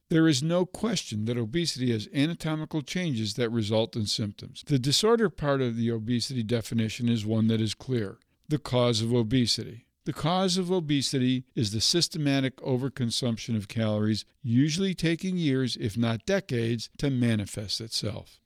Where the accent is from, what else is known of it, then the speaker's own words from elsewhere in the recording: Michigan, United States; My home state of Michigan